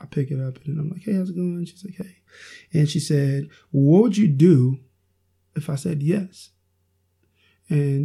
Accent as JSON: {"language": "English", "region": "Oklahoma", "country": "United States", "also_born_or_lived": "Iowa", "said": "I moved back from Iowa to Oklahoma to pursue a relationship with my wife"}